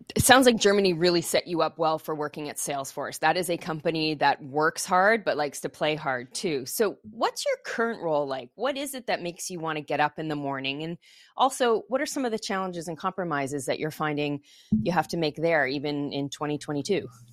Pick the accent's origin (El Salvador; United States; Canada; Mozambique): Canada; Montreal, Quebec; first language English; growing up in Montreal, I speak French and English